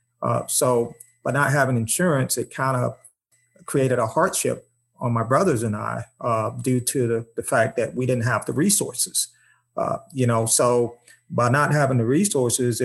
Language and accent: English; Tampa, Florida, United States; growing up in Tampa in a single parent home with my mom